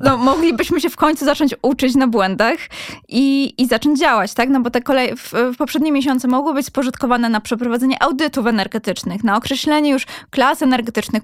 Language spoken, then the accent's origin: Polish; Katowice, Silesian Voivodeship, Poland; ja też pochodząc ze Śląska, z, z Katowic